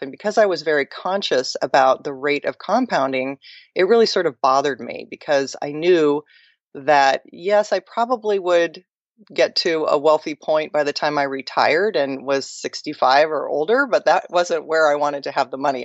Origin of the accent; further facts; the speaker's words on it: Mercer Island, Washington, United States; where I grew up in Seattle, I grew up on an island called Mercer Island